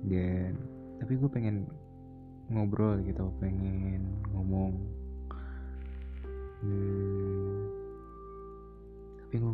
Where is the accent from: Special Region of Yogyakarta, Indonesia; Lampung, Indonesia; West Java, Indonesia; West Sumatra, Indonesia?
West Java, Indonesia; Bekasi; gue dari Jakarta eh nggak Jakarta sih Bekasi ya planet Bekasi planet nggak tuh